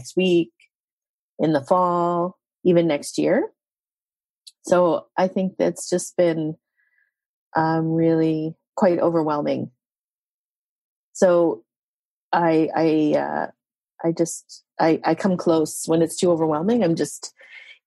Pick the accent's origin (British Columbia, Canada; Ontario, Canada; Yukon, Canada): Yukon, Canada; I'm a Tondekwichin citizen. That's my First Nation. I come from the Yukon